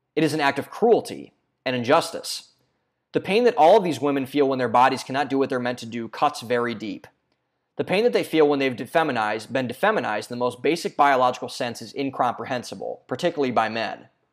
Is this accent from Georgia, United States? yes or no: no; Ohio, United States; my home state of Ohio